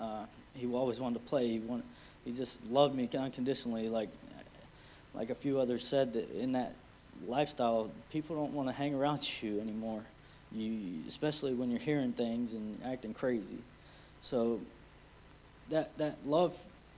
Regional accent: Plant City, Florida, United States; I'm from Plant City

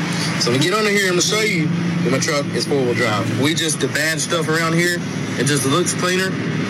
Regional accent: North Carolina, United States; So I'm from North Carolina

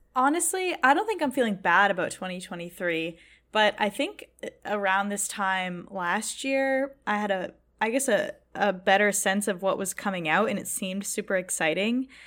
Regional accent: Boston, Massachusetts, United States; I'm from Boston

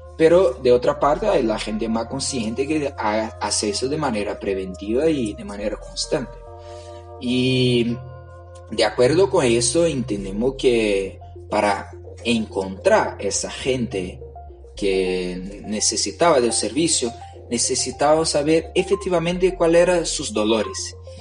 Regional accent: Brazil; Spanish is a second language; moved away as an adult; now in Chile; yo vengo de Brasil.

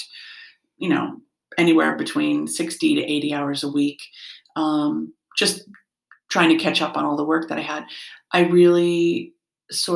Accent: Norwalk, Connecticut, United States; now in Newtown, United States; I grew up in Norwalk

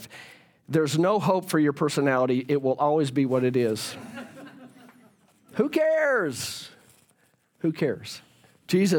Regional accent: Fort Worth, Texas, United States; I grew up in Fort Worth

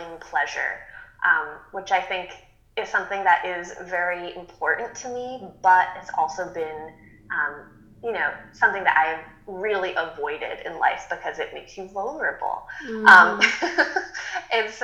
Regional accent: Massachusetts, United States; moved away; where I grew up in Massachusetts, which is in the middle of nowhere

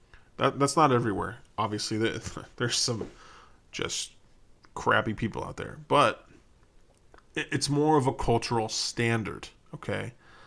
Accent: Chicago, Illinois, United States; I'm from Chicago. There's already people working on fixing that.

